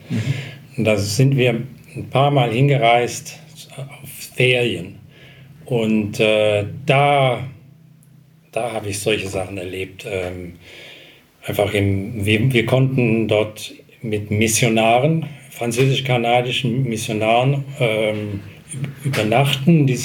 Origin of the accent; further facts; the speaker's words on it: South Africa; first language English; German is a second language; meine Muttersprache ist eigentlich Englisch äh, und äh, in, in, in, der Sprache, in der ich erzogen wurde, die fing ich erst dann wirklich mit sieben ähm, zu sprechen